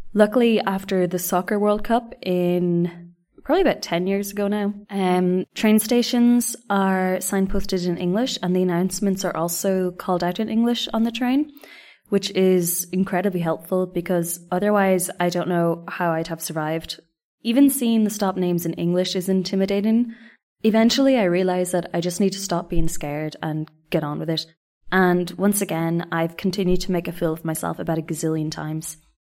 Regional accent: Ireland; moved away as an adult; also born or lived in Reunion Island / Spain; now in Japan; And I said, "Irlanda."

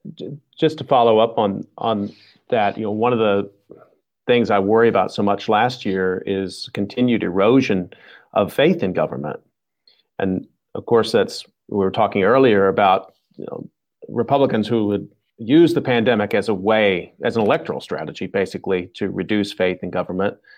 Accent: Texas, United States; moved away; I'm from the South, too, originally from Texas

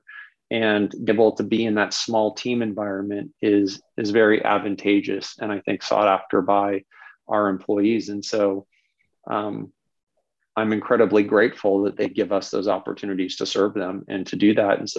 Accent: Bay Area, California, United States; moved away; I'm originally from the Bay Area. I grew up down there.

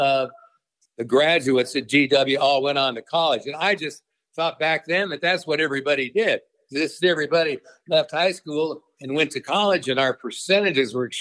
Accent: Denver, Colorado, United States; moved away as an adult; now in Tucson, United States; I grew up in East Denver out of Pontiac, off of Richtofen, by the old Richtofen Castle

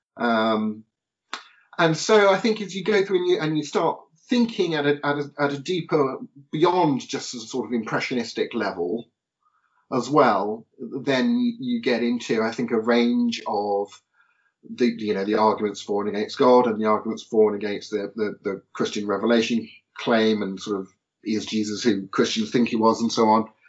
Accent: Portsmouth, South East England, United Kingdom; born and raised in Portsmouth

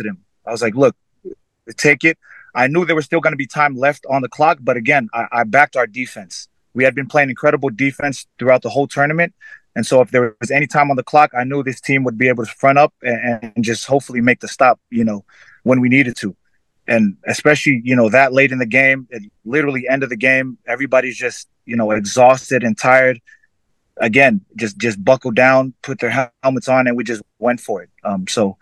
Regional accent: Fiji; now in United States; someone that has come from growing up in Fiji, where rugby was always a part of my life

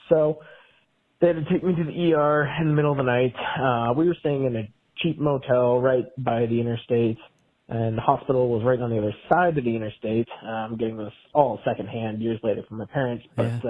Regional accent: Montana, United States; also born or lived in Washington / Bozeman, Montana; now in Lewistown, United States; I was born in Washington, home state of Montana.

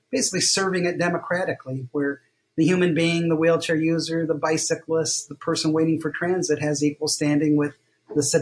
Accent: Ohio, United States; that's when I came fresh from Ohio, very monolingual, very idealistic

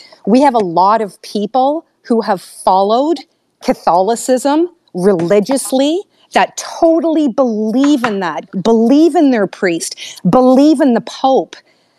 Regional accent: Canada; I'm from Canada.

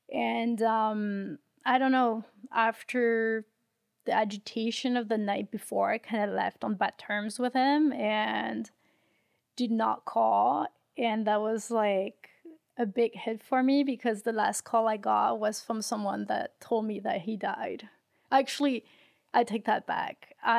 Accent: France; moved away as an adult; So I was raised in France until I was about 23. So most of the stories happen in France, in my hometowns.

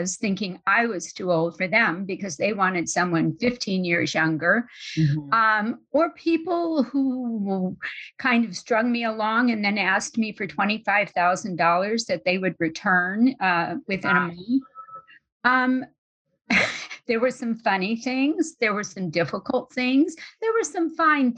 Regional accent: New Orleans, Louisiana, United States; moved away as an adult; also born or lived in Bay Area, California; I'm from New Orleans.

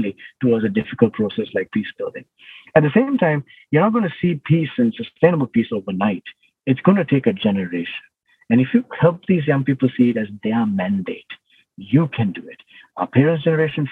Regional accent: Sri Lanka; growing up in Sri Lanka, all my life up to the early 30s, we were in the midst of a civil war

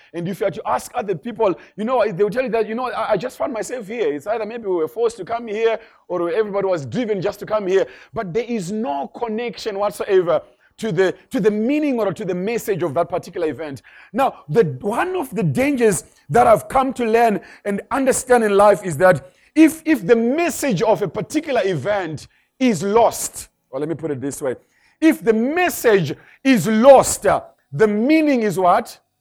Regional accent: Zimbabwe; moved away; I come from Zimbabwe. That's where I originally come from.

